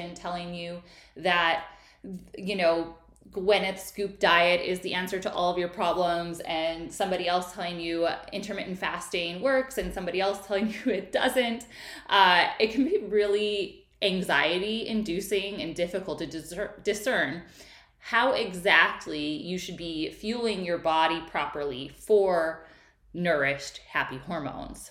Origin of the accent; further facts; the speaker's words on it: Midwest, United States; I grew up in the Midwest where you just ate your meat and potatoes.